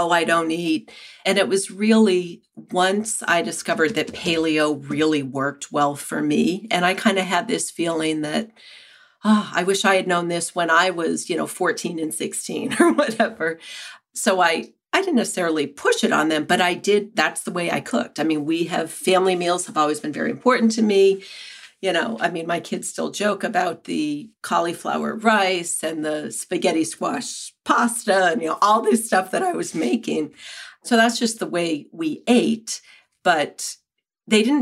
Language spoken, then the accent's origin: English; New Hampshire, United States; moved away as an adult; also born or lived in San Francisco; now in Keene, United States; I grew up in New Hampshire, and after college, I went to San Francisco